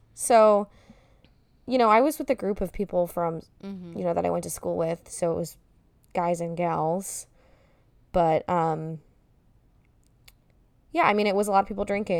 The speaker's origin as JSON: {"language": "English", "country": "United States"}